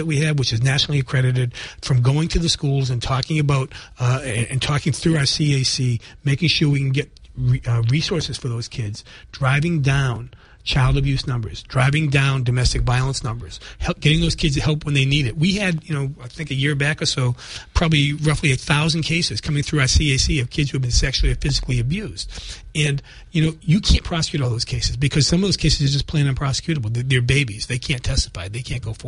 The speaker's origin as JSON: {"language": "English", "town": "Brockton", "region": "Massachusetts", "country": "United States", "said": "I am a lawyer from Brockton"}